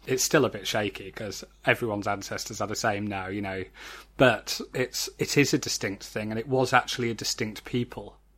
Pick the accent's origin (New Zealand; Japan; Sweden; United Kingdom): United Kingdom; Halifax, Yorkshire and the Humber; moved away as an adult; now in London, United Kingdom; I grew up around Halifax